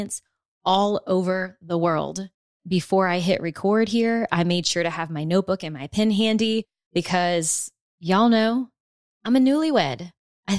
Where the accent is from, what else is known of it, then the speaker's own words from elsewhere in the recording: South Louisiana, United States; now in Austin, United States; I'm from South Louisiana, deep South Louisiana, and then my husband and I choose Austin as home now